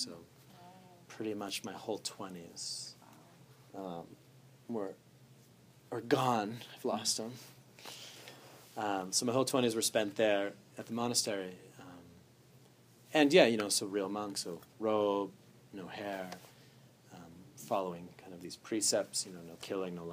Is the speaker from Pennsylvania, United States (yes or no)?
no; Andover, Massachusetts, United States; moved away as an adult; also born or lived in Germany; I'm originally from Andover, Massachusetts